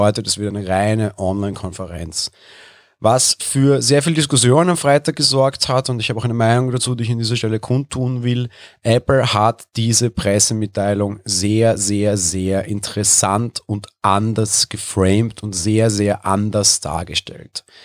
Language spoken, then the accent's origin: German; Austria; Ich bin Österreicher, letzte Woche Sonntag durfte ich noch auf Konzerte gehen